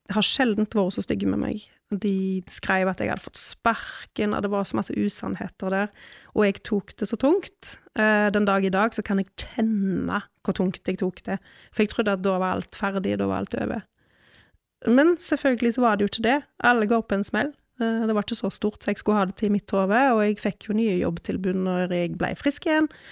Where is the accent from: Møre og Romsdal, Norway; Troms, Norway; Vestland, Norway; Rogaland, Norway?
Vestland, Norway; Ølen; jeg er fra Ølen